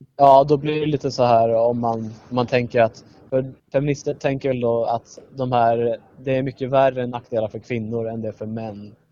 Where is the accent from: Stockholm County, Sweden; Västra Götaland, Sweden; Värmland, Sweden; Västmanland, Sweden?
Stockholm County, Sweden; Södertälje; jag kommer från Södertälje